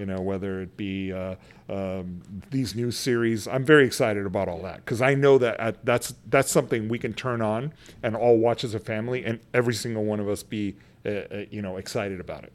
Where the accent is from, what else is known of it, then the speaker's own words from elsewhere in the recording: San Antonio, Texas, United States; moved away as an adult; I grew up in San Antonio, Texas, on the west side, a poor kid